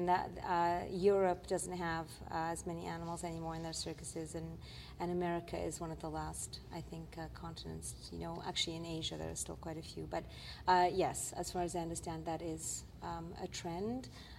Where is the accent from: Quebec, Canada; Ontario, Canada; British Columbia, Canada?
Quebec, Canada; I'm from Quebec as a filmmaker, so we know that Nouveau Cirque is big.